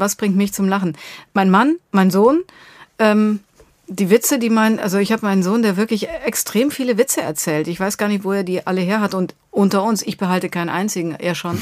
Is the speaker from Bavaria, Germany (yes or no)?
yes; Bavaria, Germany; also born or lived in Munich; now in Berlin, Germany; Ich komme aus Bayern.